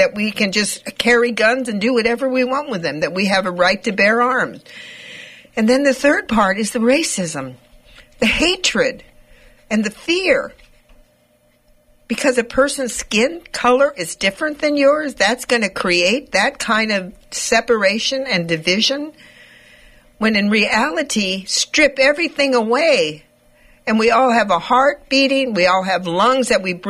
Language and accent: English; United States; we as American citizens